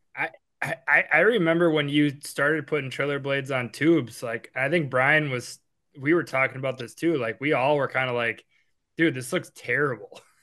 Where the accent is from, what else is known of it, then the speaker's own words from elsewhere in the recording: Appleton, Wisconsin, United States; We grew up in Appleton.